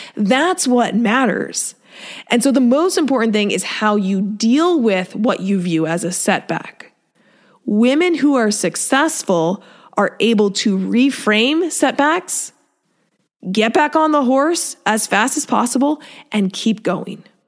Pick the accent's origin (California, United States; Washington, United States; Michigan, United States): Washington, United States; Seattle; moved away; I grew up in Seattle